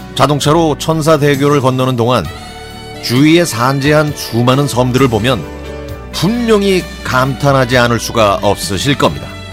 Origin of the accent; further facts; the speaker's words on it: Sinan, South Jeolla, South Korea; 제 고향인 전남 신안군은